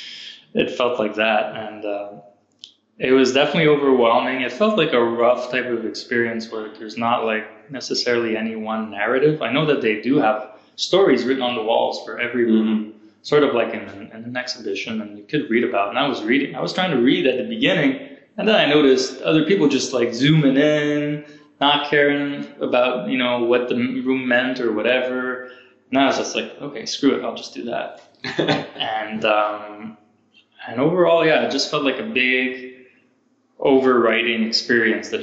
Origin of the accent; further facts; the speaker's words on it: Canada; moved away; also born or lived in California, United States / Montreal, Canada; I'm not American, Canadian